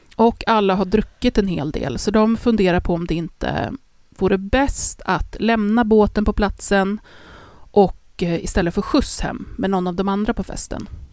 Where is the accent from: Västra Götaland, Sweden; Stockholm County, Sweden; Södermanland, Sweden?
Stockholm County, Sweden; Stockholm; Vi är från Stockholm